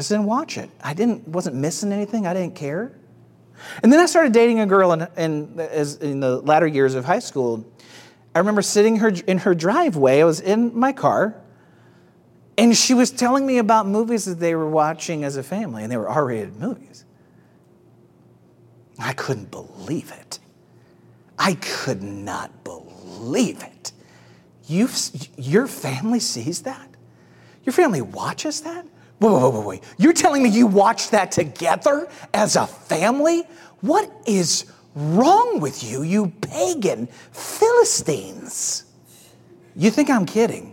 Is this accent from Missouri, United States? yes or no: yes; St. Louis, Missouri, United States; now in Atlanta, United States; In my house growing up, I grew up in St. Louis.